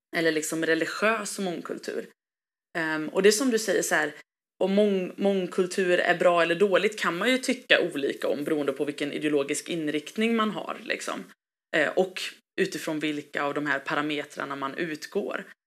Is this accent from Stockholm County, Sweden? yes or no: no; Gothenburg, Västra Götaland, Sweden; jag är ju eh, svensk, jag är göteborgare, jag är hissingsbo